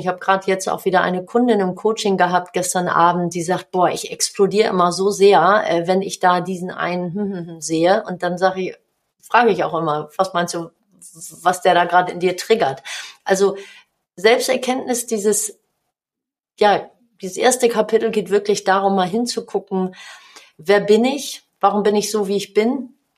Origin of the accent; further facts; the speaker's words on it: Hamburg, Germany; accent: Hamburgisch; moved away as an adult; now in North Rhine-Westphalia, Germany; ich bin in Hamburg geboren